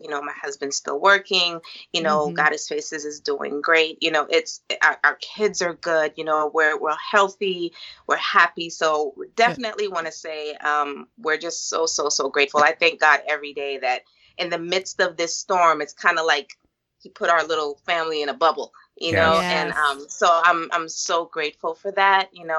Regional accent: U.S. Virgin Islands; We're both originally from the Virgin Islands.

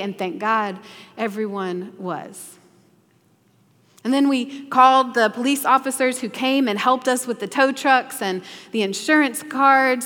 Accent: the South, United States; growing up in the South

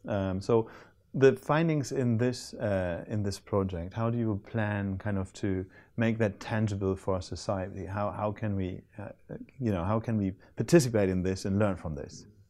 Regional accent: Hamburg, Germany; Hamburg is my hometown

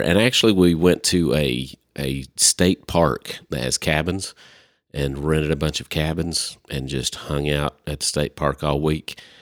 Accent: Arkansas, United States; We're from Li-, we're from Arkansas

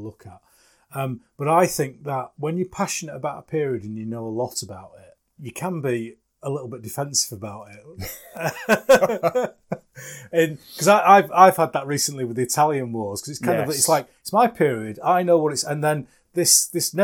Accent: England, United Kingdom; I'm English, and I can't speak your language.

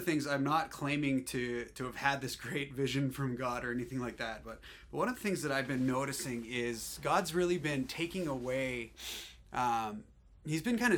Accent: Alberta, Canada; I'm from Alberta.

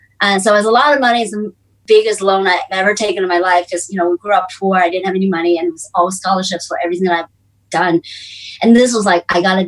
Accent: California, United States; English is a second language; moved away as an adult; now in China; I was born in China and grew up in the US and California in the 80s.

